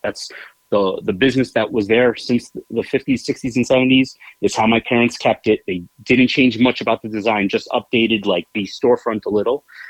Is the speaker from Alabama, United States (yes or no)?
no; New York City, New York, United States; i grew up in bayside queens new york